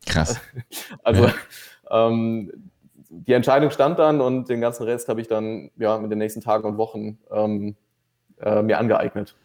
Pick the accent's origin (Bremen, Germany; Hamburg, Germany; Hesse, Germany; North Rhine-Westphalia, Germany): North Rhine-Westphalia, Germany; near Düsseldorf; moved away as an adult; now in Vienna, Austria; ursprünglich komme ich eigentlich aus dem Rheinland, äh, aus der Nähe von Düsseldorf